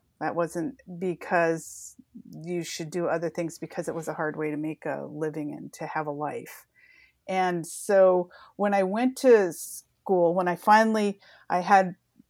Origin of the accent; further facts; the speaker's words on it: Chelan, Washington, United States; also born or lived in Seattle; but I was born in Seattle, Washington, and lived a few places before my family landed in Chelan, Washington, where I grew up.